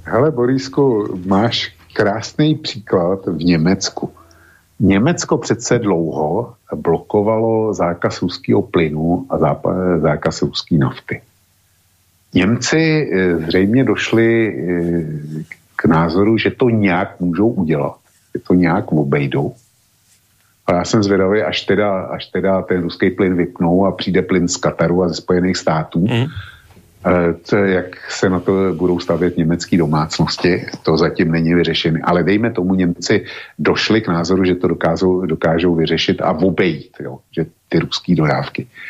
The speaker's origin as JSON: {"language": "Czech", "country": "Czechia"}